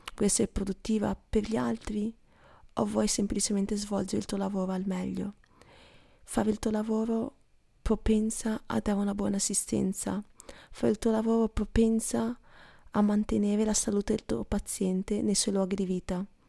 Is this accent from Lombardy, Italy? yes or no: no; Stanghella, Veneto, Italy; moved away as an adult; noi a Stanghella abbiamo una bellissima chiesa